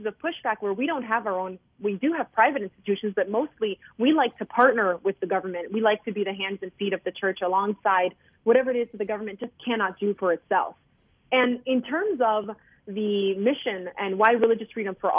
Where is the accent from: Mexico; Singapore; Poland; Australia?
Mexico; now in United States; I was born in Mexico